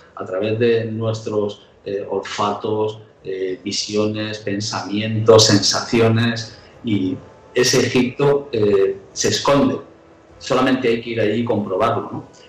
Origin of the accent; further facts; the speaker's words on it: Nîmes, Occitania, France; Yo nací en Francia y había unas ruinas romanas en la ciudad donde yo nací que se llama Nimes.